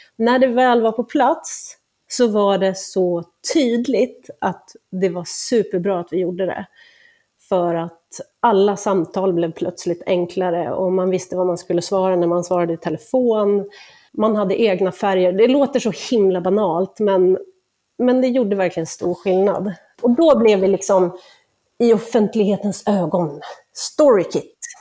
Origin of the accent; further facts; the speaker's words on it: Åland Islands; moved away; på Åland där jag kommer ifrån